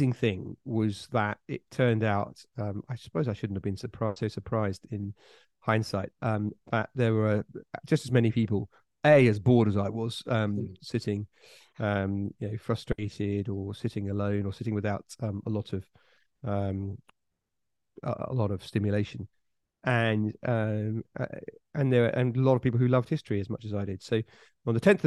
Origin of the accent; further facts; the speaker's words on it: Bury St Edmunds, East of England, United Kingdom; moved away; on the outskirts of Bury St. Edmunds, the town I grew up on